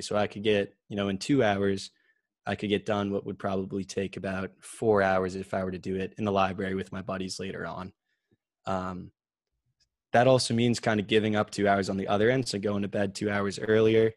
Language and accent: English; Medfield, Massachusetts, United States; I grew up in Medfield, like you said, uh, just straight through the public school system there